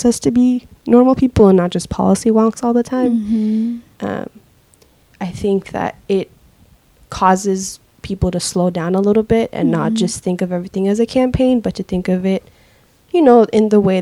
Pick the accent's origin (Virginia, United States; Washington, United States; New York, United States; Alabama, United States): Washington, United States; Seattle; I grew up in the Central District when it was a black and brown neighborhood